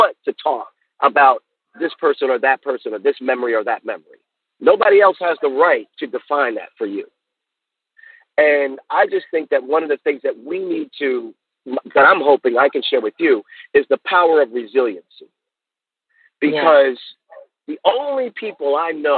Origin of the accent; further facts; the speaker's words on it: Baltimore, Maryland, United States; I'm from Baltimore, Maryland